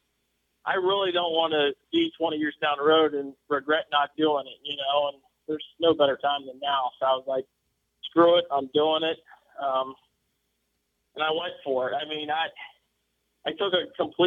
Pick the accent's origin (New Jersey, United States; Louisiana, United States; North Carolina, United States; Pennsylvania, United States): Pennsylvania, United States; Mercersburg; I'm originally from Mercersburg, Pennsylvania, which is just a pretty small town there in South Central PA. Lived there, grew up hunting and fishing